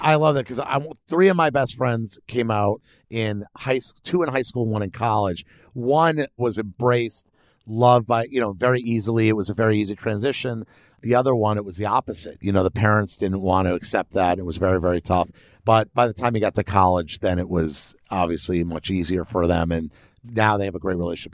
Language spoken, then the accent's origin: English; Miami, Florida, United States; I grew up in Miami.